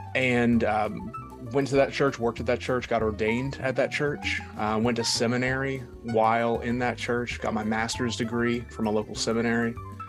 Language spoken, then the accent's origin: English; East Tennessee, United States; Yes, so I was born and raised in East Tennessee. So right in, you know, the southern side of the Appalachian Mountains, right there, central southern Appalachian Mountains. I was raised in a conservative Christian house